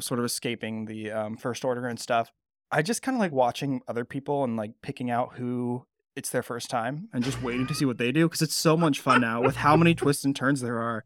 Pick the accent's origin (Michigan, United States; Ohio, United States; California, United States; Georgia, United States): California, United States; Bay Area; now in Mid-Atlantic, United States; I grew up in the Bay Area in California, so it's definitely my home park